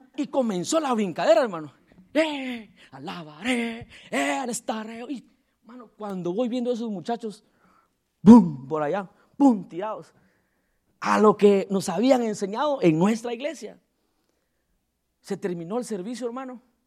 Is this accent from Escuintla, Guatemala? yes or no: no; Tecún Umán, San Marcos, Guatemala; soy de allá, de Aldea del Triunfo, Tecumán, San Marcos, Guatemala, Centroamérica